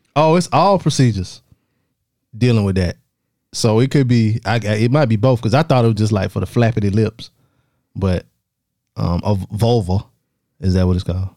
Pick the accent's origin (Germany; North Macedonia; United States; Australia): United States; the South; accent: Southern; people know I'm from the South when I talk